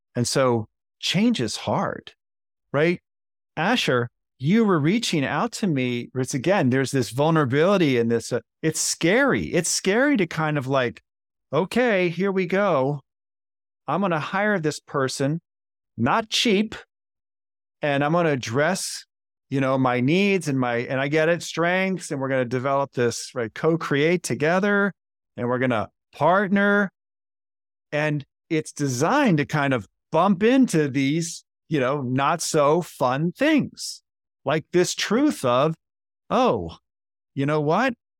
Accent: Baltimore, Maryland, United States; Baltimore, Maryland, my hometown.

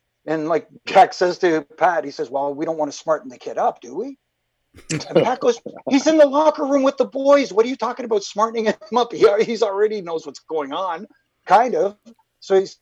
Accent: Toronto, Ontario, Canada; growing up in Toronto

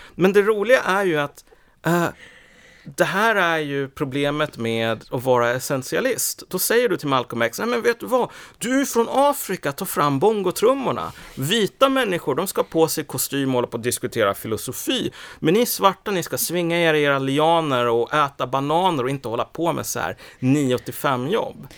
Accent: Sweden; jag är ju född i Sverige för det första, jag har bott här hela livet

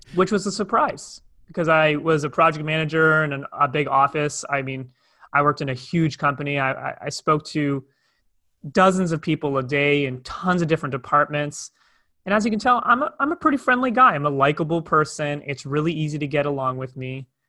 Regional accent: Toronto, Ontario, Canada; moved away as an adult; now in Cape Town, South Africa; I'm originally from Toronto, Canada

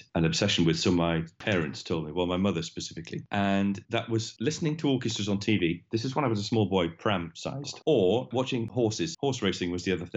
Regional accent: South Wales, United Kingdom; moved away as an adult; also born or lived in Birmingham; I was born and brought up in South Wales

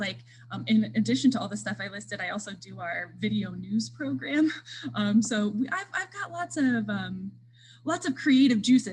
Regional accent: Jersey Shore, Pennsylvania, United States; moved away as an adult; also born or lived in Houghton, New York; now in Towanda, United States; I'm originally from Jersey Shore, Pennsylvania, outside of Williamsport. I grew up there

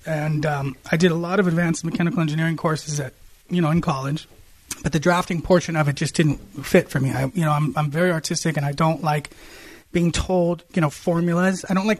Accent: Columbus, Ohio, United States; moved away; also born or lived in Lebanon (parents) / Glendora, California; I was born in 77. So I grew up in Ohio.

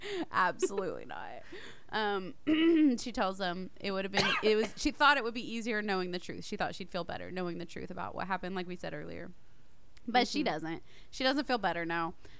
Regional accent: Tennessee, United States; we're from Tennessee

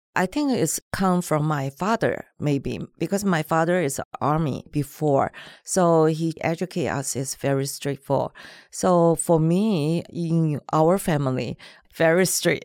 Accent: Taiwan; first language Mandarin; English is a second language; moved away as an adult; now in Los Angeles, United States; I grew up in Taiwan, so my mother language is Mandarin

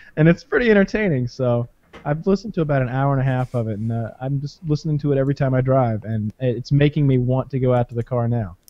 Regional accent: the South, United States; I'm from the South

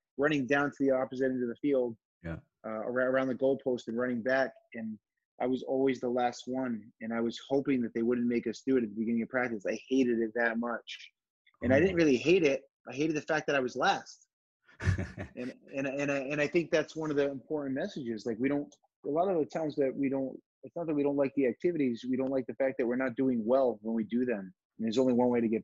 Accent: Fall River, Massachusetts, United States; moved away as an adult; also born or lived in Richmond, Virginia; now in Miami, United States; I grew up in Fall River, Massachusetts. That's south of Boston, southeastern

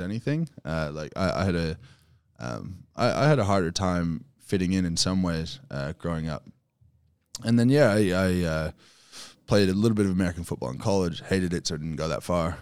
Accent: Canada; moved away as an adult; now in Australia; I was moving back to Canada

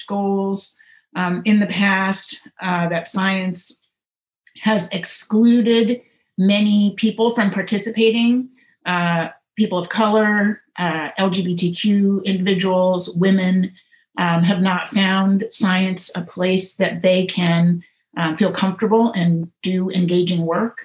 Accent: St. Louis, Missouri, United States; moved away; I am a Midwesterner. I grew up in St. Louis, Missouri, most of my childhood, not all of it, but most of it

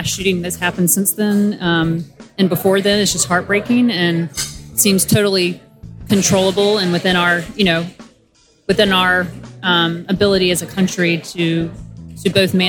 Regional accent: Arlington, Virginia, United States; Arlington, Virginia

